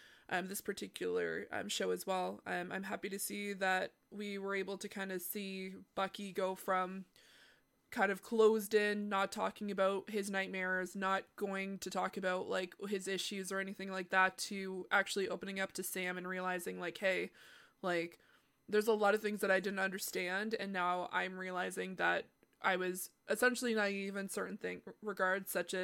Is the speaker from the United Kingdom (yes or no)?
no; Canada; Well, as the Canadian here.